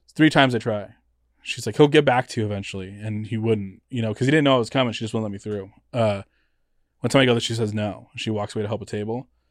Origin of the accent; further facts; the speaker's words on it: Los Angeles, California, United States; also born or lived in Fontana, California / San Francisco, California / Oakland, California; I'm originally born in Los Angeles